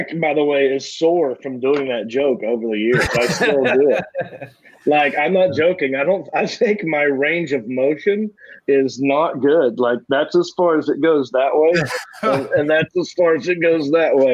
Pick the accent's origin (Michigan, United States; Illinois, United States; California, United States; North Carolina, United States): North Carolina, United States; Hickory; also born or lived in Raleigh, North Carolina; But in my hometown, there were no comedy clubs